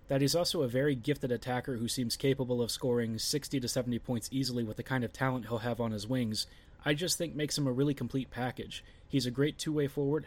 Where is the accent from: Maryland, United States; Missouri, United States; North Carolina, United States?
Maryland, United States; Baltimore; I'm from Baltimore